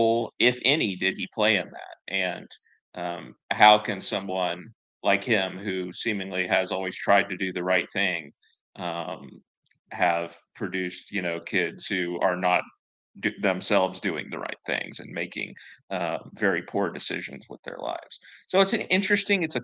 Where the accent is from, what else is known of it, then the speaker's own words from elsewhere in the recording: the South, United States; I'm from the South. I've always lived in the South.